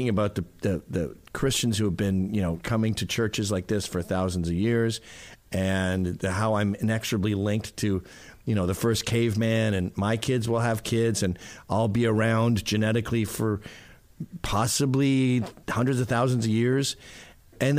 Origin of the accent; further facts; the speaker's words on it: Canada; now in United States; I'm Canadian